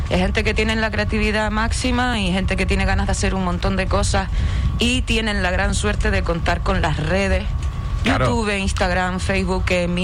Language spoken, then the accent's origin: Spanish; Puerto del Rosario, Canary Islands, Spain; majorera, no tengo pedigrí, pero soy majorera, nacida, criada en Puerto. Bueno, entre Puerto Lajas y Puerto del Rosario, a caballo.